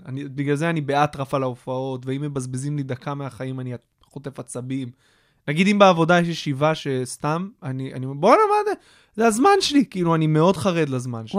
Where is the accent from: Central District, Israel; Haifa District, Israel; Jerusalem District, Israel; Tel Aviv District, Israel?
Haifa District, Israel; Kfar Hasidim; also born or lived in United States; גדלתי ליד חיפה, בכפר חסידים